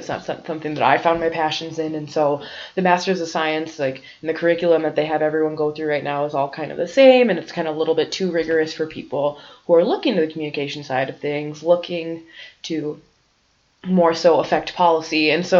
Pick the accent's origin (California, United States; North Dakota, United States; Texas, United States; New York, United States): North Dakota, United States; I'm living in Grand Forks, going to UND, and I'm from North Dakota